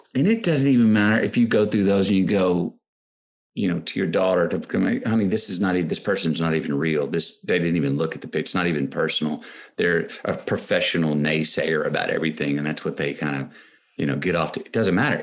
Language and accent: English; Austin, Texas, United States; my hometown of Austin, Texas